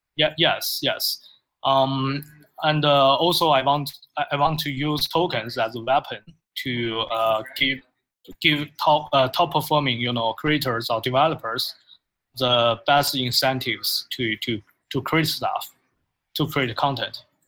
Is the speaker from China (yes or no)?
yes; China; moved away as an adult; now in United States; I'm from China. Uh, I I uh, I was born and uh, educated there, but after uh, I graduated from college, I moved to United States uh, like 11 years ago.